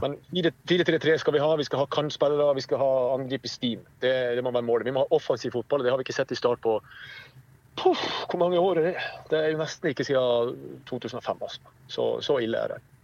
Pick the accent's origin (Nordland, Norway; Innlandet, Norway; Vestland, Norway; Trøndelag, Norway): Nordland, Norway; Saltdal; moved away as an adult; now in Kristiansand, Norway; Jeg kommer opprinnelig fra en, eh, en, liten kommune i Nordland som heter Saltdal kommune